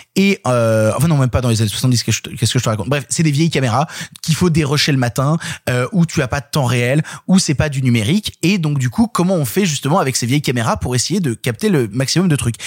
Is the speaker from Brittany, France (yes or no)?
no; Vienne, Auvergne-Rhône-Alpes, France; je viens de Vienne, à la base. Vienne, qui est une, petite ville